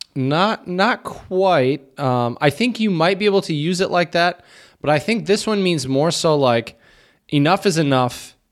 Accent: United States; moved away as an adult; now in Czech Republic; as an American

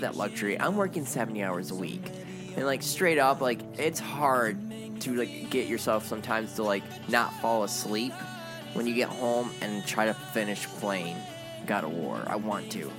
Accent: United States; I'm an American.

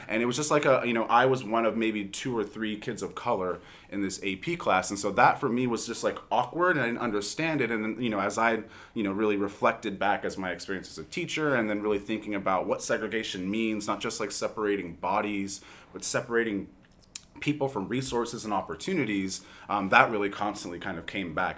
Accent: Los Angeles, California, United States; as a young person growing up in Los Angeles

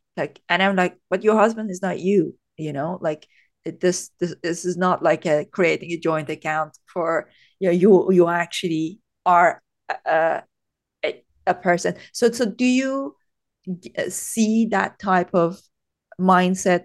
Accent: Iran; moved away as an adult; now in United Kingdom; I was born and brought up in Iran. So I came to the U K when I was twenty-three

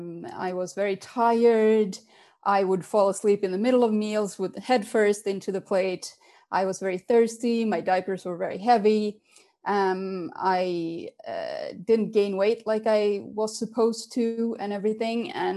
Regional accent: Finland; English is a second language; also born or lived in Sweden / London / Berlin; now in Switzerland; I was born in Sweden. I am half Swedish, half Finnish. So then after a while, we moved to Finland. And then I moved to Switzerland when my father got a job here.

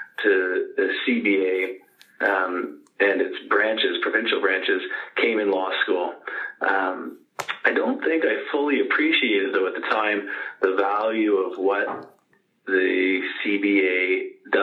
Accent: Quebec City, Quebec, Canada; I've grown up, spent most of my life in Quebec City, which is my hometown

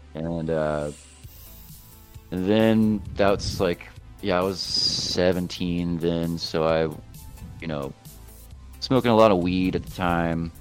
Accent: Florence, South Carolina, United States; the family home I grew up in in Florence, South Carolina, was foreclosed on

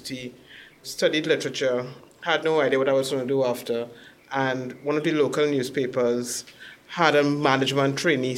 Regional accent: Trinidad & Tobago; also born or lived in St. Clair, Port of Spain / Barataria; I moved east of Port of Spain to an area called Barataria

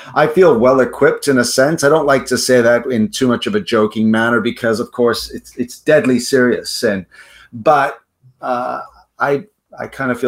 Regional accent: South Africa; also born or lived in United States / Netherlands; now in Canada; Yeah, I hail from South Africa, but I've lived in Canada most of my life.

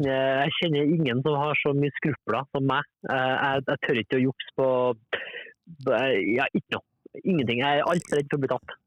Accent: Norway; moved away as an adult; also born or lived in Denmark; jeg er norsk, men jeg bor her.

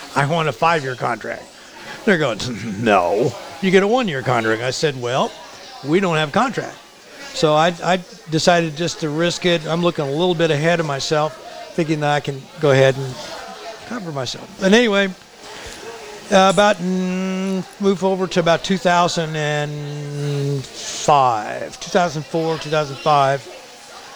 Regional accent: Indiana, United States; moved away as an adult; I moved away from Indiana

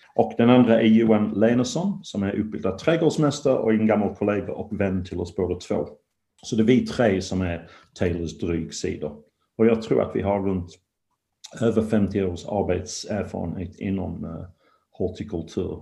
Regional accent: England, United Kingdom; now in Sweden; jag är från England

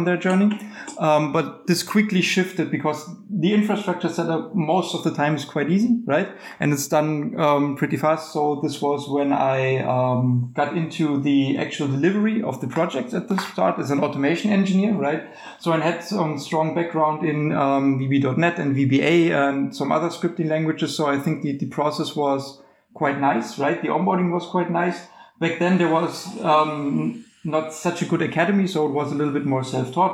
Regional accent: Germany; I come from Germany

